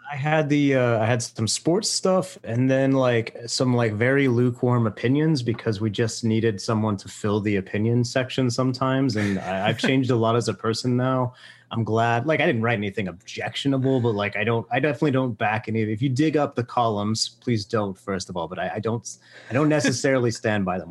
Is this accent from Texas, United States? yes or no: yes; Fort Worth, Texas, United States; I'm from Fort Worth, but, like, went to Keller schools.